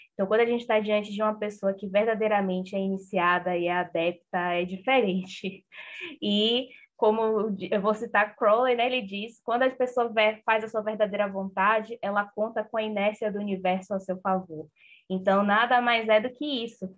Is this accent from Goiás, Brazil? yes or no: no; Salvador, Bahia, Brazil; Eu sou de Salvador